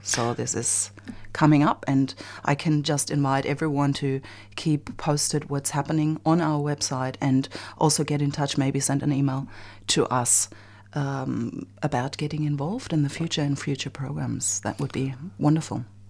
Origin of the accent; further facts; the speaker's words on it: Germany; now in Australia; I'm from Germany, and, um, the refugee topic is huge in my country